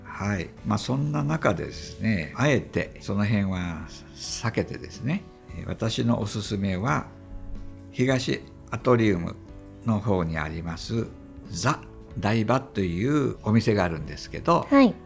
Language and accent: Japanese; Kansai, Japan; moved away as an adult; now in Tokyo, Japan; 私は、まあ、関西出身